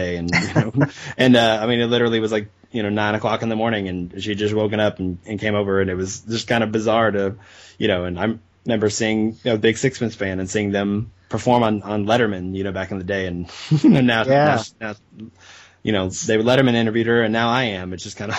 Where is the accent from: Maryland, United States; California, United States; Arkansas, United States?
Arkansas, United States; I got to actually go and travel to where they were playing near my hometown in Arkansas